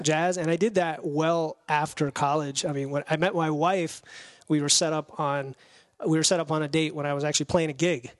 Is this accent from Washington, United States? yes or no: no; Florida, United States; moved away as an adult; also born or lived in New York; now in Windsor Locks, United States; we grew up in Florida